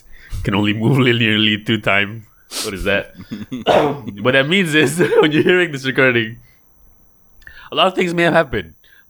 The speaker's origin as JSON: {"language": "English", "region": "Johor", "country": "Malaysia", "said": "I can say this because I'm from Johor."}